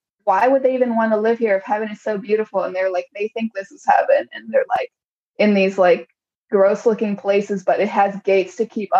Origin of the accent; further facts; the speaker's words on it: Chicago, Illinois, United States; I grew up in Pilsen